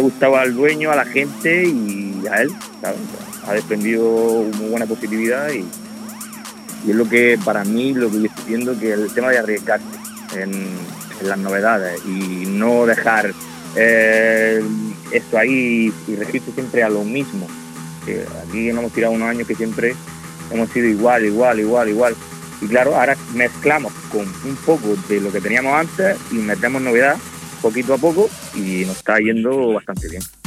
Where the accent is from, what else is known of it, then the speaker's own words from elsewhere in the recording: Almería, Andalusia, Spain; aquí en Almería nos conocemos todos